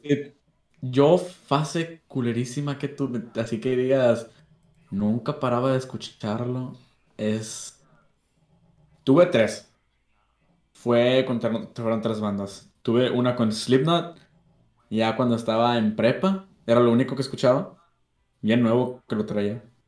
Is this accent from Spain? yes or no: no; Laredo, Texas, United States; nací en lo que es Largo, Texas, para allá. Soy gringo. Mitad mexicano